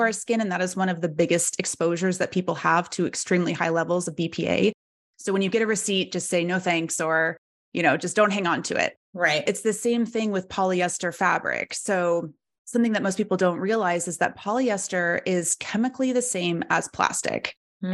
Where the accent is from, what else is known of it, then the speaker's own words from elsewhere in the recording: Oklahoma City, Oklahoma, United States; moved away as an adult; also born or lived in London; I grew up in Oklahoma City